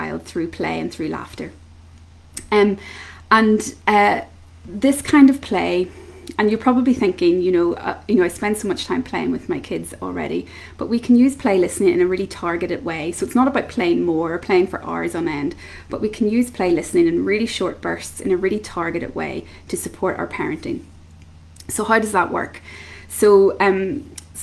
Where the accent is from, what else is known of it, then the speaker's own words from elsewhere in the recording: Belfast, Northern Ireland, United Kingdom; I'm from Belfast in Northern Ireland.